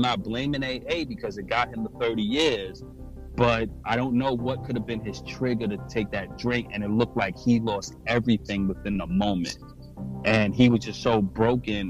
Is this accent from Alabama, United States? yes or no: no; New York City, New York, United States; I'm from New York and Brooklyn